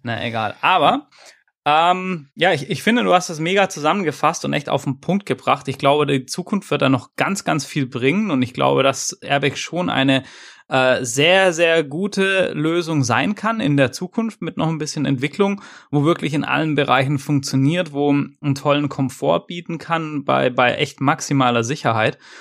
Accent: Swabia, Germany; ich als, als Schwabe

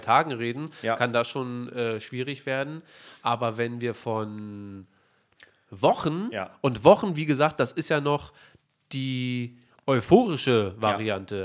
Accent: Berlin, Germany; wir sind Berliner

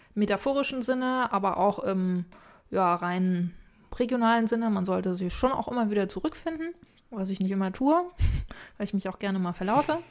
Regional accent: Boizenburg, a small village on the Elbe, Mecklenburg-Vorpommern, Germany; moved away; also born or lived in Bavaria; Ein wunderbares kleines Dorf an der Elbe, mhm. wo ich herkomme

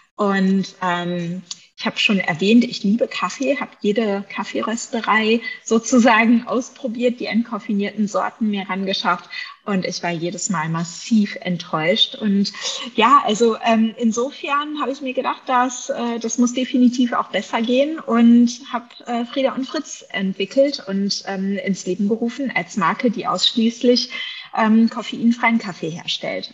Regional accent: Bavaria, Germany; also born or lived in England; hier bei uns in Bayern

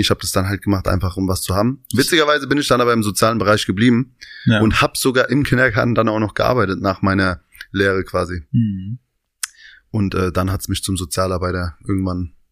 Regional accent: Hanau, Hesse, Germany; also born or lived in Aschaffenburg, Bavaria; now in Berlin, Germany; komme aus, ähm, ursprünglich aus einem Vorort von Hanau. Vier Kilometer, bin also quasi in Hanau groß geworden, bin aber allerdings in äh, Aschaffenburg, also in Bayern geboren.

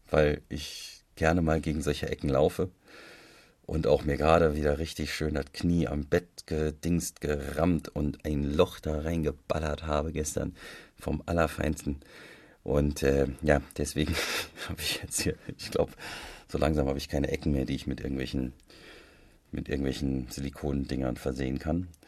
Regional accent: Hesse, Germany; das ähm, macht für mich als Hesse natürlich nochmal viel sympathischer.

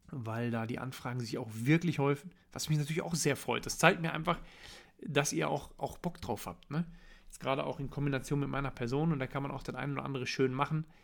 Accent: North Rhine-Westphalia, Germany; ich komme aus dem Ruhrgebiet, ich muss abends in den Spiegel gucken

